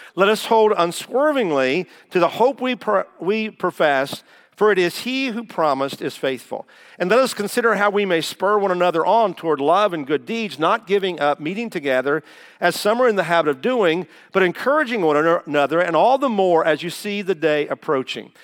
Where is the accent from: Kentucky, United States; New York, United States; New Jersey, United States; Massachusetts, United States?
Kentucky, United States; Taylorsville; moved away as an adult; also born or lived in Indiana; I am a Kentucky boy